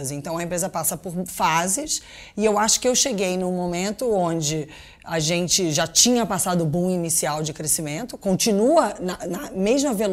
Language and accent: Portuguese; Brazil; born there; moved away; então eu nasci originalmente no Brasil, nasci muito tempo, morei muito tempo lá fora, e quando eu voltei para cá